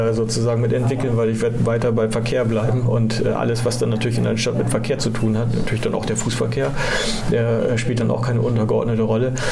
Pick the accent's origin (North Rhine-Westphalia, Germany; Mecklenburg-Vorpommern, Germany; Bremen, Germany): Bremen, Germany; als echter Bremer sozusagen hier geboren und, und auch aufgewachsen